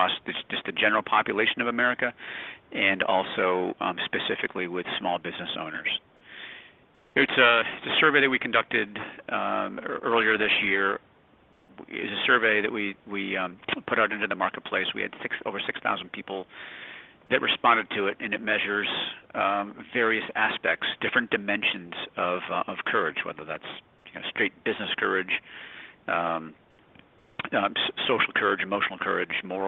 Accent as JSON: {"language": "English", "region": "New Hampshire", "country": "United States", "tie": "born or raised there", "said": "I grew up in New Hampshire"}